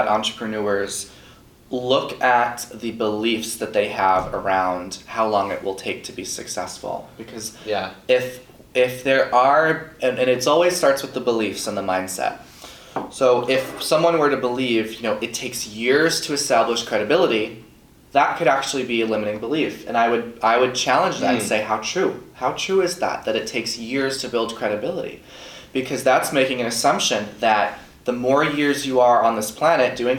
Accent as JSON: {"language": "English", "area": "Long Island", "region": "New York", "country": "United States", "tie": "born or raised there", "said": "I grew up on Long Island, New York"}